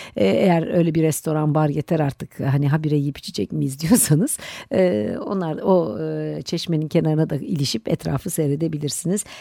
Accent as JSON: {"language": "Turkish", "country": "Turkey", "said": "bizim Türkiye'de"}